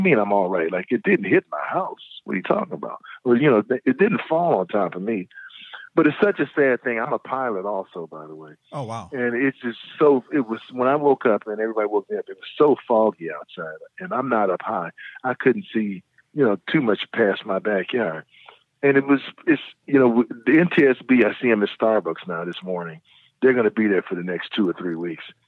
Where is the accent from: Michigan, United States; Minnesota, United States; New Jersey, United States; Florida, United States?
Michigan, United States; Detroit; I grew up in Detroit